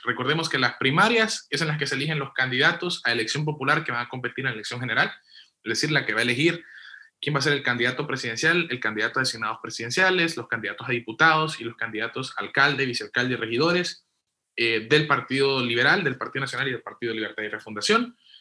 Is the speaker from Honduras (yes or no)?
yes; western Honduras, Honduras; Yo que soy de Occidente, te digo, en Copán y Lempira